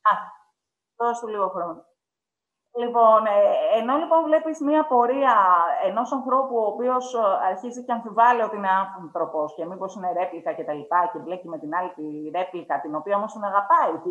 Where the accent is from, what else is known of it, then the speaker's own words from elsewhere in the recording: Greece; έχω γεννηθεί στην Ελλάδα από συγκεκριμένου γονεί